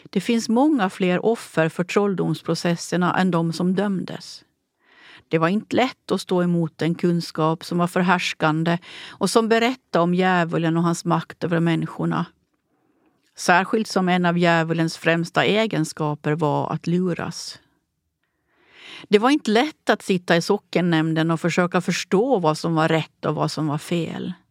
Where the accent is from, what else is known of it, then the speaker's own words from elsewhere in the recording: Åland, Finland; Jag är författare från Åland.